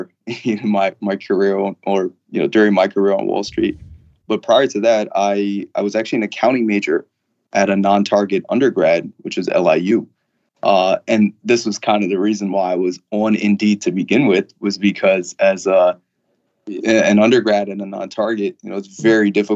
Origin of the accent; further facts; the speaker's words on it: Long Island, New York, United States; I'm from Long Island